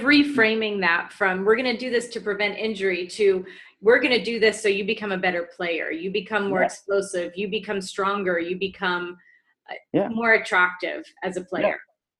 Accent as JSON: {"language": "English", "region": "Pennsylvania", "country": "United States", "tie": "born or raised there", "said": "I grew up in Pennsylvania."}